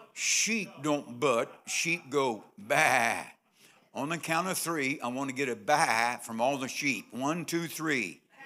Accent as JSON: {"language": "English", "town": "Nitro", "region": "West Virginia", "country": "United States", "tie": "born or raised there", "said": "I was born on sixteenth Street, sixteen twenty-eight, sixteenth Street, Nitro, West Virginia"}